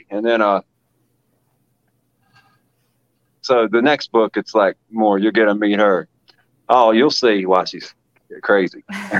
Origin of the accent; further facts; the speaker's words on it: West Virginia, United States; now in Ohio, United States; So, I mean, I'm from West Virginia, but I've lived all over America. And I finally settled down here in Ohio. I've been here since 2013, so almost 9 years now.